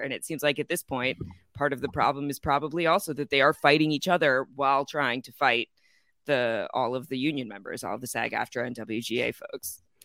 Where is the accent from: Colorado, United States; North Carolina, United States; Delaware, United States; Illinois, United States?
Illinois, United States; Chicago; moved away; I'm originally from Chicago